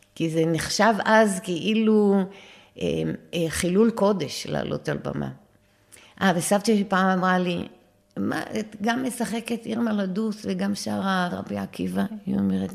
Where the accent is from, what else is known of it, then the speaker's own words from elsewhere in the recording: Acre, Northern District, Israel; גרנו ממש על יד הים. תחשבי שהדשא זה הים. בעכו. ממש בעכו.